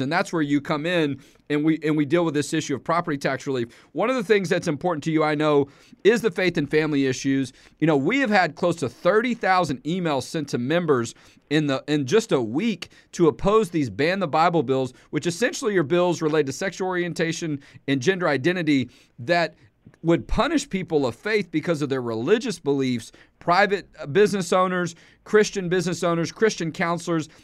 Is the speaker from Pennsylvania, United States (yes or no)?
no; Houston, Texas, United States; also born or lived in Dallas area, Texas; I'm from Houston